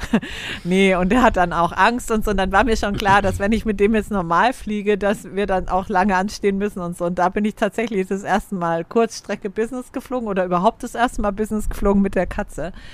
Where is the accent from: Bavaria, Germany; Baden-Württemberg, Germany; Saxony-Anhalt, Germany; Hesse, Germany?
Hesse, Germany; Frankfurt; moved away as an adult; also born or lived in Vienna; ich bin in Frankfurt aufgewachsen und meine, meine Kernfamilie lebt in Frankfurt oder bei Frankfurt